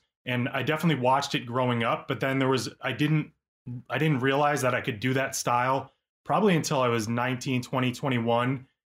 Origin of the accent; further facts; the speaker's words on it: Orchard Park, New York, United States; I was born in Buffalo, New York, a town called Orchard Park, right outside, about 15 minutes outside of Buffalo. And I just grew up absolutely obsessed with drawing